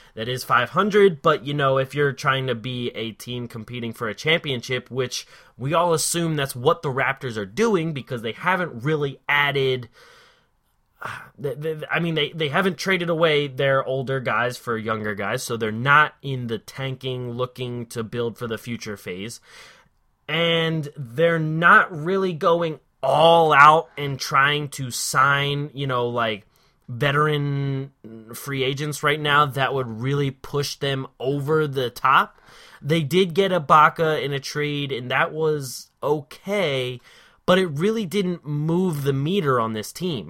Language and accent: English; Philadelphia, Pennsylvania, United States; I am from the Philly area